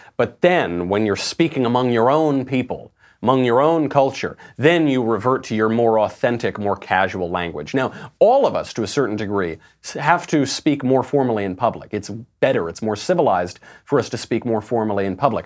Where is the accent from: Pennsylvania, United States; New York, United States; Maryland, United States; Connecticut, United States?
New York, United States; Bedford Hills; also born or lived in Sheepshead Bay, Brooklyn / New England; I grew up in Bedford Hills